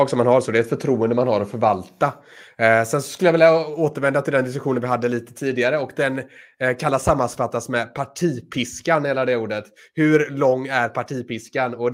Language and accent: Swedish; Sweden; Nej, jag är svensk.